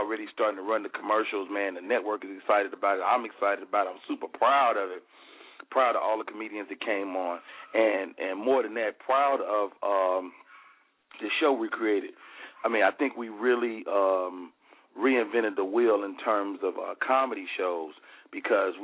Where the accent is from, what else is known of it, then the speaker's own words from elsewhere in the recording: Chicago, Illinois, United States; moved away; It's always great to go to my hometown